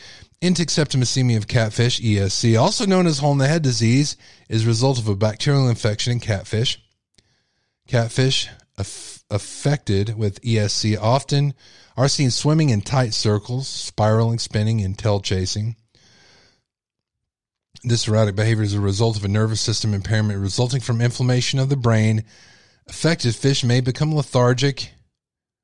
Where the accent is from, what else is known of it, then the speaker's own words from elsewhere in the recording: Texas, United States; I'm a Texan and we love our catfish. Okay. It's like a delicacy like you wouldn't believe here